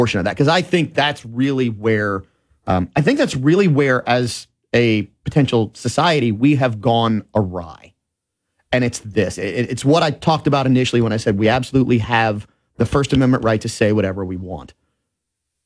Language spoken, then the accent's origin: English; New Orleans, Louisiana, United States; I was a young child growing up in New Orleans, 1978, 79, 7-8 years old